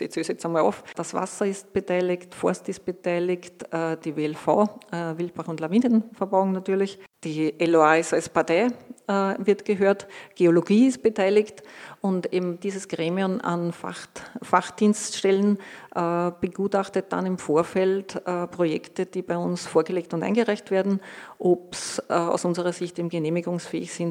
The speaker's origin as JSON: {"language": "German", "region": "Lower Austria", "country": "Austria", "tie": "born there", "moved": "as an adult", "lives_now": "Salzburg, Austria", "said": "Der Gerald hat schon erwähnt, gebürtig in Niederösterreich. Wie hat es mich nach Salzburg verschlagen?"}